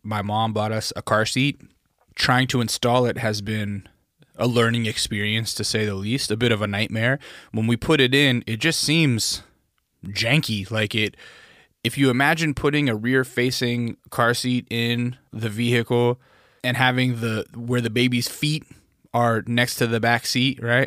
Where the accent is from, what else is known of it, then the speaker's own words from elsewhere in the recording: Alaska, United States; growing up in Alaska, we had BB gun fights